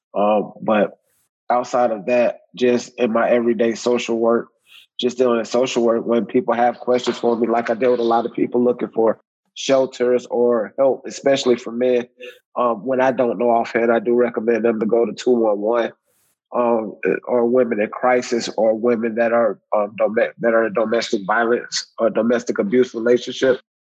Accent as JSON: {"language": "English", "town": "Riviera Beach", "region": "Florida", "country": "United States", "said": "I'm from Riviera Beach, Florida"}